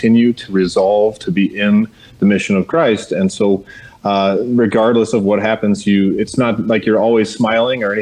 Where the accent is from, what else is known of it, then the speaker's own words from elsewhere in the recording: Texas, United States; born and raised here in Texas